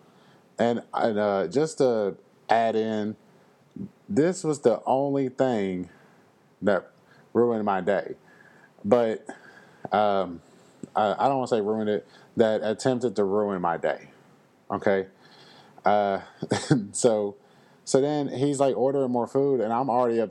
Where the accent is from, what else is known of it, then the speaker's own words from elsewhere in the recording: Louisville, Kentucky, United States; I am from Louisville. And it's just the way I was raised